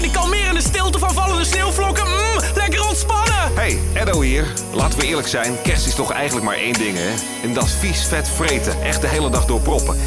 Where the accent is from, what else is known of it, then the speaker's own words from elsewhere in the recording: Haarlem, North Holland, Netherlands; ik ben opgegroeid in Haarlem